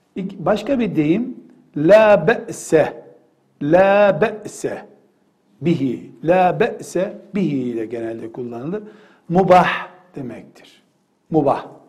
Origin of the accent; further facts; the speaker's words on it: Black Sea Region, Turkey; Ben Karadenizliyim.